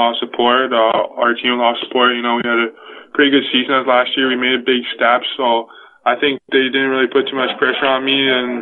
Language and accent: English; Newmarket, Ontario, Canada; I'm from Newmarket, Ontario